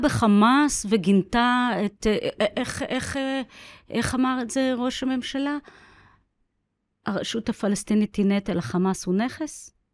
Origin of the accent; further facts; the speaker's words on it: Beersheba, Southern District, Israel; אני נולדתי בבאר שבע, גדלתי בבאר שבע